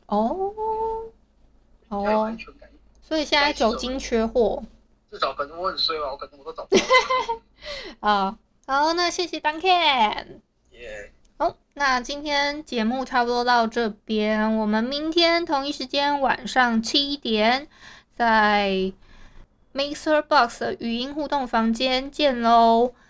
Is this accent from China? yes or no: no; Hualien County, Taiwan; 因为我是花莲人嘛